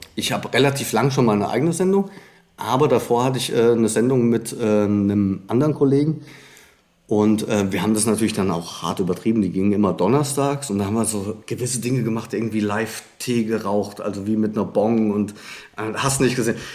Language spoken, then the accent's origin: German; Frankfurt, Hesse, Germany; gar nicht so weit vom Hessischen Rundfunk äh, groß geworden bin in Frankfurt